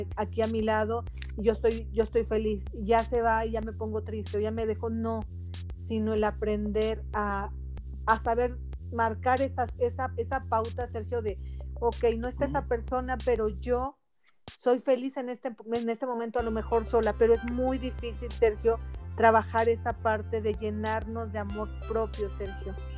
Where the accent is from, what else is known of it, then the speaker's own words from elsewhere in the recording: Mexico; soy mexicana